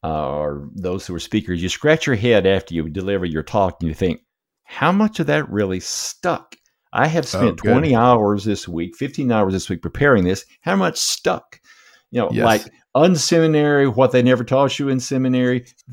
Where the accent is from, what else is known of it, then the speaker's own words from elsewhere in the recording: United States; now in Canada; I'm a transplant from the States. Probably America. My accent gives me away, but love living here in Canada.